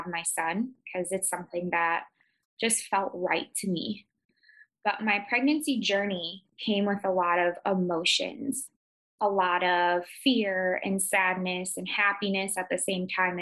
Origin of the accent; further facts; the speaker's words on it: Chicago, Illinois, United States; moved away as an adult; now in Potterville, United States; I am originally from Chicago